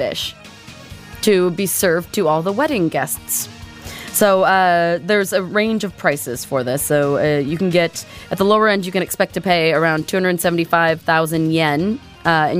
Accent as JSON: {"language": "English", "area": "Whidbey Island", "region": "Washington", "country": "United States", "tie": "born or raised there", "said": "when I was growing up on Whidbey Island"}